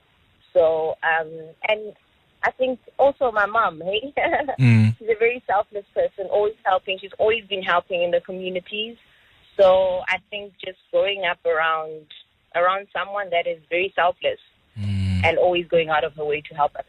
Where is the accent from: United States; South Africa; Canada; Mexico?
South Africa; moved away as an adult; now in Luxembourg; I'm South African, born and bred. Relocated to Luxembourg this year, finally.